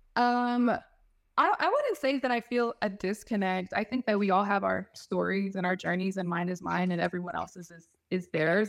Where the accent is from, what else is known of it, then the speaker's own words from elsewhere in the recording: Fayetteville, North Carolina, United States; originally from Fayetteville, North Carolina